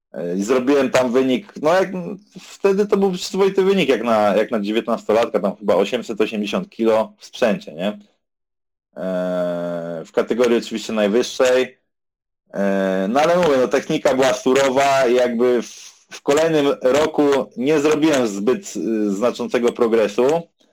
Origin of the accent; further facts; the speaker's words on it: Warsaw, Masovian Voivodeship, Poland; jestem z Warszawy ogólnie